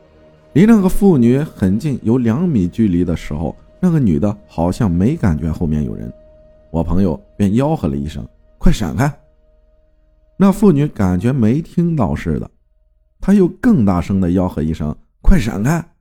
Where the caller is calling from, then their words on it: Shijiazhuang, Hebei, China; 你好，阿好，我是来自石家庄的。由于疫情原因，只能待在家里没事干。